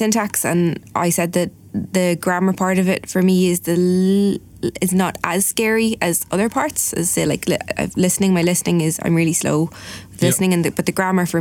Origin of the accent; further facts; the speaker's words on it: Ireland; I'm Irish and I'm a linguist, so like I should have better Irish than